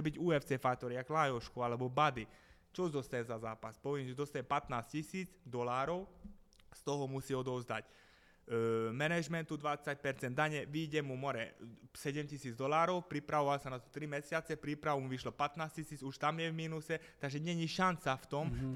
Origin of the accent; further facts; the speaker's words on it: Gabčíkovo, Trnava Region, Slovakia; Ja som z Gabčíkova